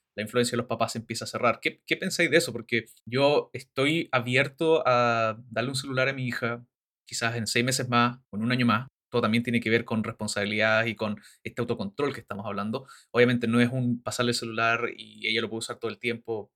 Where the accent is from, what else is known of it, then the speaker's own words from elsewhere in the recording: Chile; moved away; por estar ya harto tiempo fuera de Chile